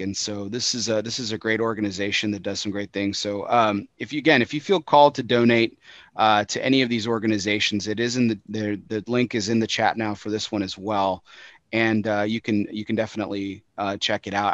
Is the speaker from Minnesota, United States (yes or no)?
no; West Texas, United States; I grew up in West Texas